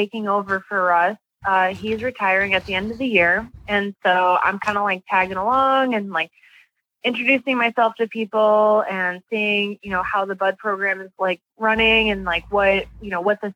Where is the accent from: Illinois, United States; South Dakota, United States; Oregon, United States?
Illinois, United States; Joliet; I'm originally from Joliet, Illinois